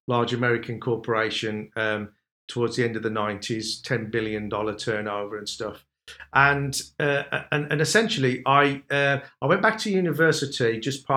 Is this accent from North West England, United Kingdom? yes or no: no; Wolverhampton, West Midlands, United Kingdom; that's probably why you can tell the accent, because I'm from Wolverhampton.